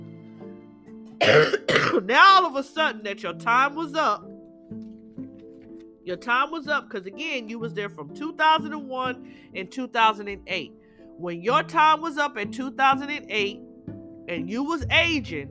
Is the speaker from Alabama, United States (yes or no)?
no; California, United States; growing up in California